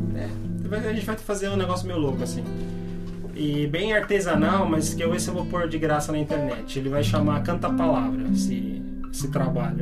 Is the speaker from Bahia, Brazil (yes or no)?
no; Santo André, São Paulo, Brazil; moved away as an adult; now in Atibaia, Brazil; Nasci em Santo André